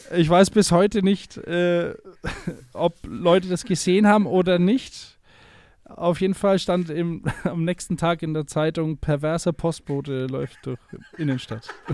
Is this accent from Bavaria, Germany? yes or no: yes; a small town in Middle Franconia, Bavaria, Germany; in Deutschland, in einer kleinen mittelfränkischen Stadt, wo ich herkomme